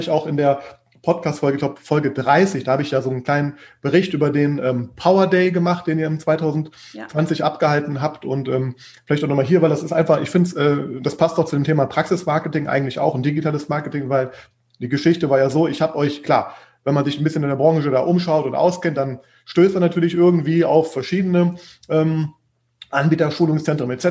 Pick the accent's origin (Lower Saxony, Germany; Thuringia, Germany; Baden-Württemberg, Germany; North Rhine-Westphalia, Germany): North Rhine-Westphalia, Germany; Düsseldorf; moved away; Düsseldorf, äh, was auch meine Heimat ist. Ähm, übrigens bin auch genau da aufgewachsen